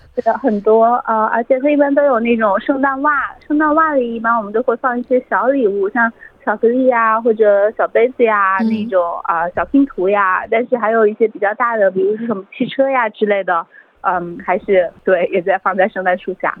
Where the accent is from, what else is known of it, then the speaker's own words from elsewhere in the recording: China; now in Australia; 我们中国人